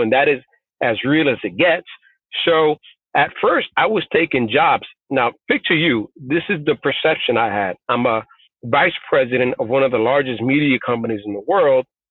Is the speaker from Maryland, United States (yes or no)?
no; New York City, New York, United States; first language Spanish; English is a second language; also born or lived in Puerto Rico / South Bronx; I grew up in the rough streets of Bushwick, Brooklyn, moved to the South Bronx to a housing project